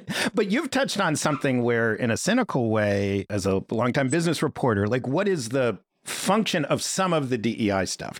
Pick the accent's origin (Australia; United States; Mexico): United States; New York City, New York; I grew up in Greenwich Village